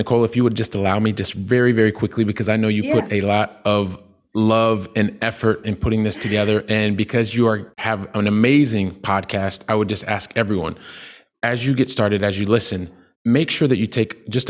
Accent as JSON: {"language": "English", "town": "Columbus", "region": "Ohio", "country": "United States", "tie": "born there", "also_born_or_lived": "Colorado / Texas", "said": "I'm a guy from the Midwest. I was born in Columbus, Ohio. By the time I was 12, my family, we'd lived in like three different states, Ohio, Colorado, Texas."}